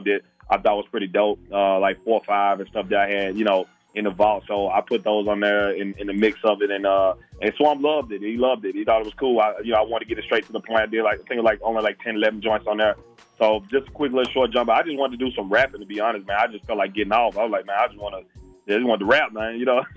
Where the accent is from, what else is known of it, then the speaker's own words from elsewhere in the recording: Memphis, Tennessee, United States; also born or lived in Alexandria, Virginia; I'm from Memphis, Tennessee. Um, I, w- I was born in uh, Alexandria, Virginia, but I moved to Memphis when I was like ten, going through eleven.